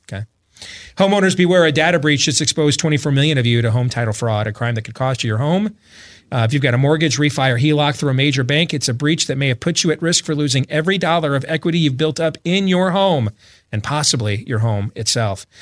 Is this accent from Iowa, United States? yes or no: yes; Iowa, United States; my home state of Iowa